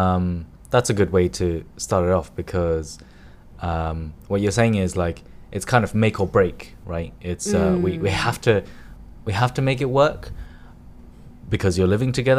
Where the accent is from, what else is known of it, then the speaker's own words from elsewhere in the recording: United Kingdom; now in Hong Kong; I'm a British audience too.